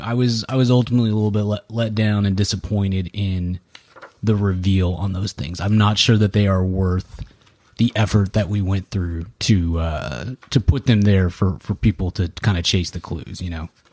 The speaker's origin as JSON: {"language": "English", "region": "Texas", "country": "United States", "said": "we're Texan and I grew up on, on Texas history"}